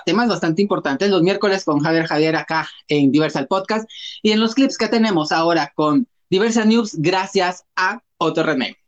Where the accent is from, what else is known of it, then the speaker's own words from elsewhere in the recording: Guatemala; como ciudadanos guatemaltecos y guatemaltecas y guatemalteques